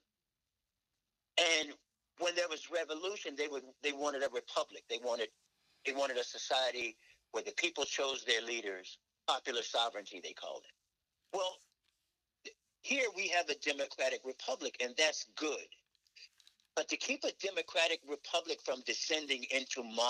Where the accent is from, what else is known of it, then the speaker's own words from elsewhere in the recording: Newport News, Virginia, United States; moved away; We grew up in Newport News